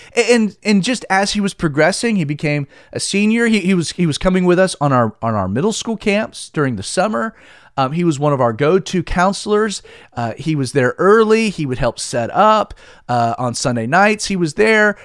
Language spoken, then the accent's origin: English; Stone Mountain, Georgia, United States; also born or lived in Southern California; I was born and raised in Calvary Chapel, Stone Mountain